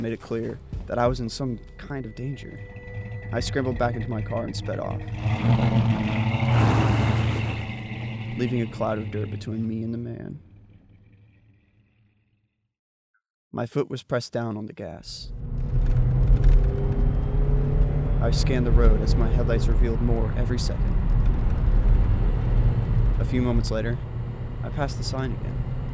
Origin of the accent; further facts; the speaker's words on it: Dallas, Texas, United States; moved away; I'm originally from Dallas